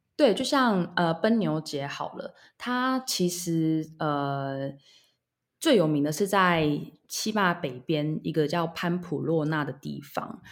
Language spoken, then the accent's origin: Chinese; Taiwan; moved away as an adult; now in Barcelona, Spain; 我们台湾人